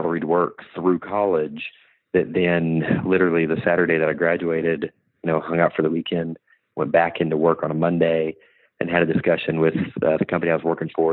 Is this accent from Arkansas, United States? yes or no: yes; Bentonville, Arkansas, United States; moved away as an adult; also born or lived in Nashville; I'm originally from Bentonville, Arkansas, which is the home of Walmart